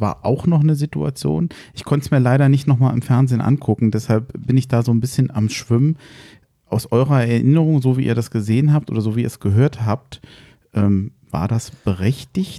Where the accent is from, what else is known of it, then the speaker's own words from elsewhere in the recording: Frankfurt, Hesse, Germany; als Frankfurter